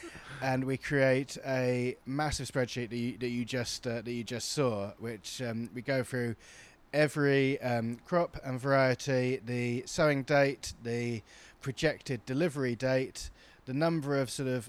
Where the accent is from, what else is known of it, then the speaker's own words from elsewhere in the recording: New Forest, South East England, United Kingdom; I grew up in the New Forest.